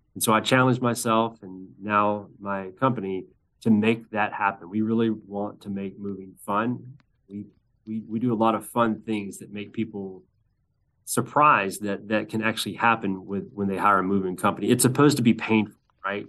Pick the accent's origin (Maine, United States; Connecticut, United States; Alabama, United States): Alabama, United States; Birmingham; my hometown of Birmingham